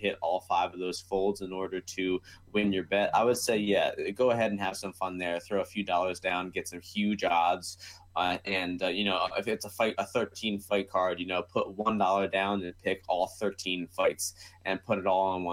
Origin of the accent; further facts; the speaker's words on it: United States; I am American